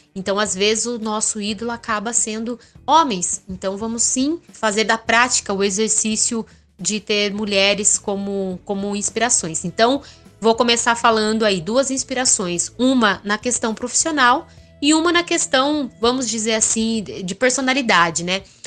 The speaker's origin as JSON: {"language": "Portuguese", "town": "Sorocaba", "region": "São Paulo", "country": "Brazil", "tie": "born or raised there", "said": "nasci em Sorocaba, que é uma cidade muito mais industrial e é uma cidade já aí com quase um milhão de habitantes"}